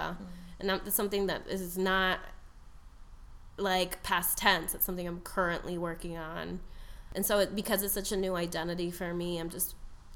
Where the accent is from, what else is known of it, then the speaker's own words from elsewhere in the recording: Tucson, Arizona, United States; now in Chicago, United States; I was born in Tucson as the first in my immediate family to be born in the U.S.